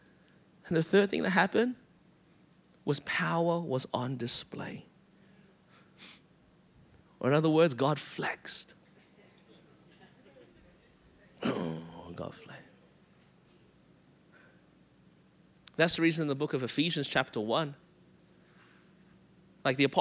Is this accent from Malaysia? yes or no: yes; Malaysia; moved away; That's my home country